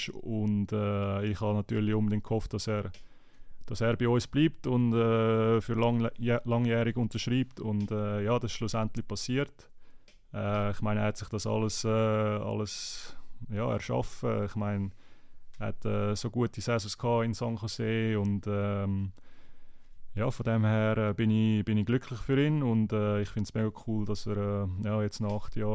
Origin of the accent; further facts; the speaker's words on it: Zurich, Switzerland; Ich meine, ich bin selber ein Zürcher und habe dort gespielt